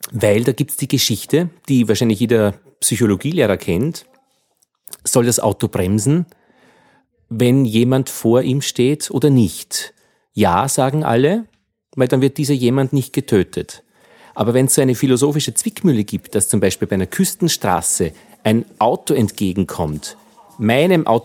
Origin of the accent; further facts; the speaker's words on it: Altheim, Upper Austria, Austria; Das Bier ist kühl äh, und kommt aus meiner Heimatgemeinde in Oberösterreich, aus